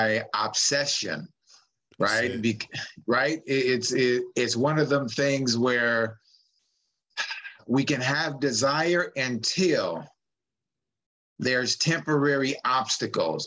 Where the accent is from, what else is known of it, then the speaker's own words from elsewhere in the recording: San Francisco, California, United States; I'm just a San Francisco man that grew up in the city. I grew up in the West Side projects